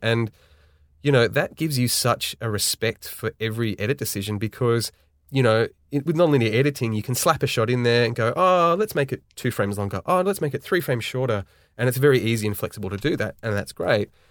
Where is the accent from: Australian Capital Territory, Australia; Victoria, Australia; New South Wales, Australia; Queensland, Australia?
New South Wales, Australia; Sydney; born and raised in Sydney, Australia.